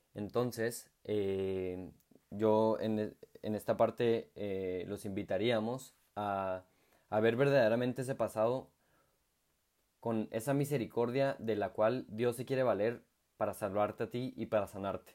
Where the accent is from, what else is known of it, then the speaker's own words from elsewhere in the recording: Chihuahua, Mexico; moved away as an adult; now in Santiago, Chile; soy eh, de la ciudad de Chihuahua, México, y actualmente soy colaborador en Santiago de Chile